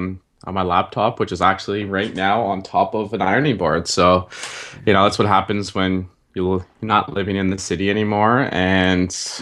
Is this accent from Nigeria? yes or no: no; Ottawa, Ontario, Canada; So, so we're both from Ottawa, Ontario.